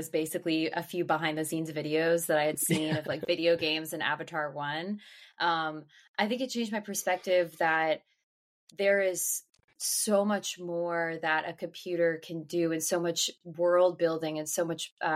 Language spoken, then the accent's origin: English; Northern Virginia, United States; I grew up in Northern Virginia in the suburbs of D.C.